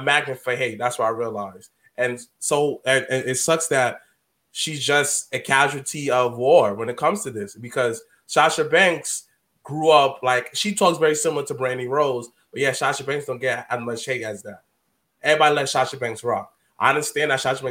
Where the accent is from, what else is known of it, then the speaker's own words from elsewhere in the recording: New York, United States; we're from New York